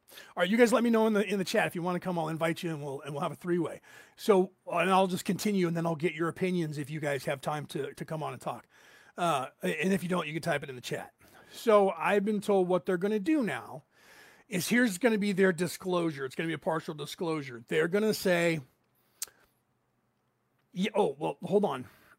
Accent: Ireland; I'm Irish, and we like that sort of thing.

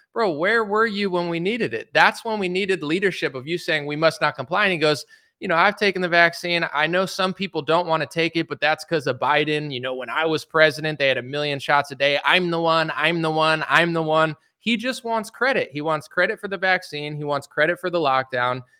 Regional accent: United States; as an American citizen

